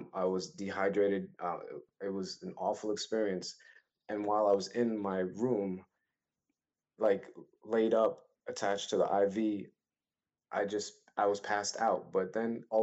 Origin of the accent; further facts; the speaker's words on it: New York City, New York, United States; I was born and raised in Brooklyn, East Flatbush, New York